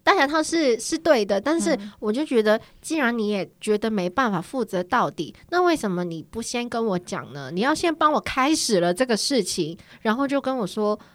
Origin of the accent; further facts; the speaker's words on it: Hong Kong; Chinese is a second language; moved away as an adult; now in South Korea; 我要回香港了